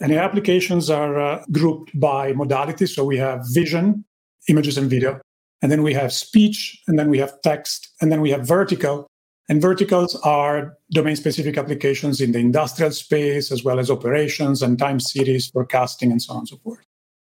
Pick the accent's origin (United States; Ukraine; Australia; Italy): Italy; English is a second language; moved away as an adult; I grew up in Italy, as you can tell from my accent